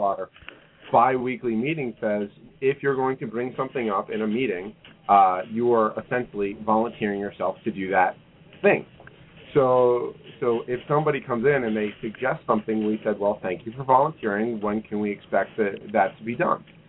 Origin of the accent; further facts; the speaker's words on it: New York, United States; moved away as an adult; now in Kansas City, United States; I'm originally from New York and and uh, transplanted here almost a decade ago